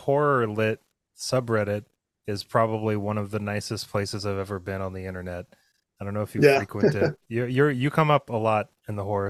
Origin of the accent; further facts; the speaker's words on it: 20 miles south of Bend, Central Oregon, United States; I grew up in Central Oregon, in not Bend, but like 20 miles south of Bend, and like on 5 acres of untended forest.